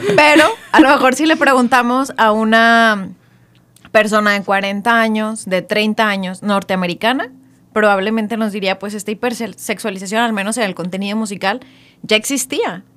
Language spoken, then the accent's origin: Spanish; Mexico; como mexicanos